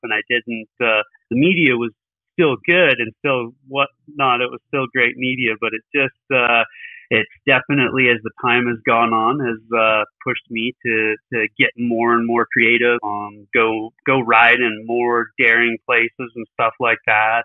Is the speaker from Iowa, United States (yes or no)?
no; Billings, Montana, United States; I'm actually calling from Billings, Montana. So that's where I was born and raised out